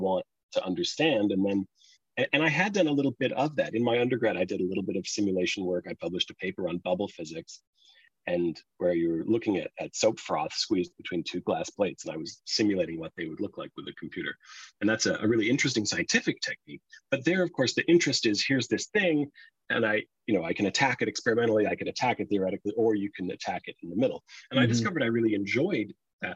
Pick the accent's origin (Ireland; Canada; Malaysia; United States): Canada; Halifax, Nova Scotia; moved away as an adult; also born or lived in Australia; I'm from Halifax, which is where I live now. But I did not stay here my whole life by any means. I grew up here